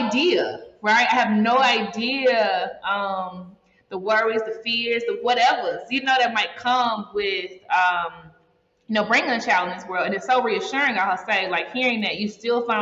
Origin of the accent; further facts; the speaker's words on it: United States; moved away; I'm American.